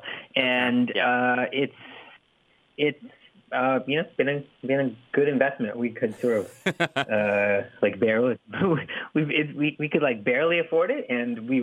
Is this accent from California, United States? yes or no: yes; California, United States; I grew up in California. I like California, and I'm very settled in California.